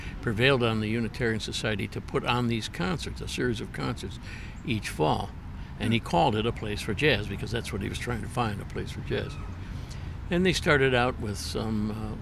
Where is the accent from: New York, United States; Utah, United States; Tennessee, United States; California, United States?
New York, United States; Utica; moved away; I'm from Utica originally